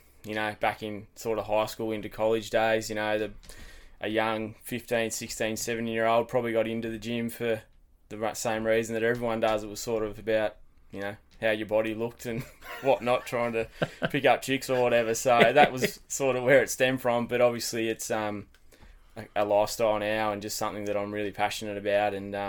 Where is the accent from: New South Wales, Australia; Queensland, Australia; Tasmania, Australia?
Tasmania, Australia; Wesley Vale; So I grew up in Wesley Vale, not far from the footy ground there. So mum, dad, sister, we pretty much were there from day one.